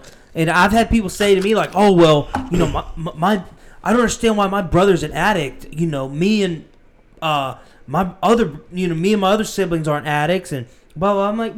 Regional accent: Butler, United States; moved away as an adult; I moved here from Butler

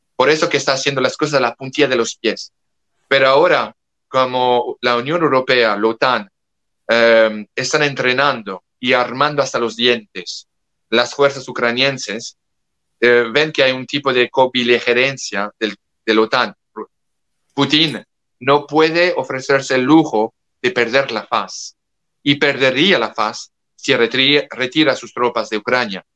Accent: France; le hablo como europeo, como francés

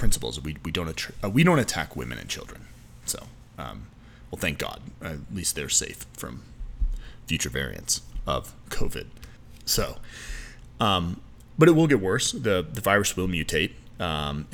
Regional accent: United States; as an American

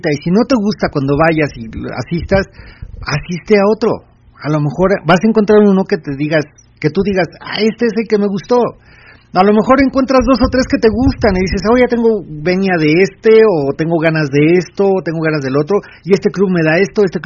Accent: Mexico City, Mexico; Soy de la Ciudad de México.

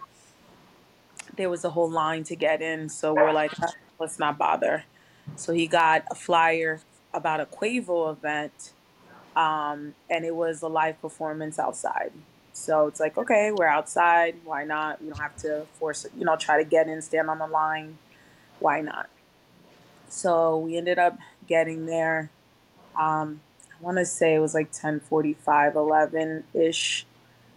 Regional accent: Rockland County, New York, United States; I'm from Rockland County, which is about 45 minutes away from New York City

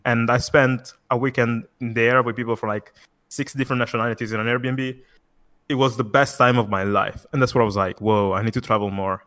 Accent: Italy; I'm actually from Italy.

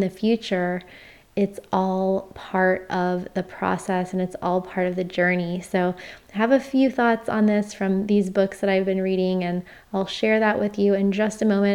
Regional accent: Florida, United States; moved away; my home state of Florida

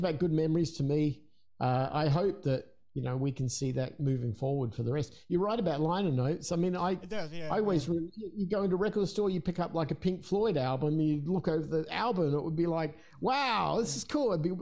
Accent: Adelaide, South Australia, Australia; in Adelaide, in my hometown in Australia

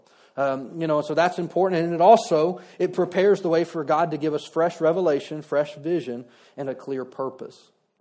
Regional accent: Louisiana, United States; I'm from Louisiana

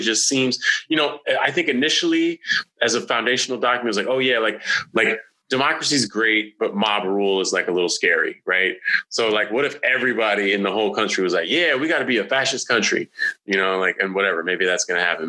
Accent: California, United States; I'm from California

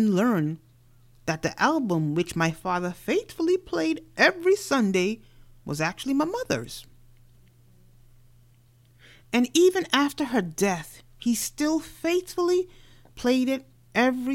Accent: New York City, New York, United States; moved away; also born or lived in Caribbean; growing up in New York City before I migrated out to the Caribbean.

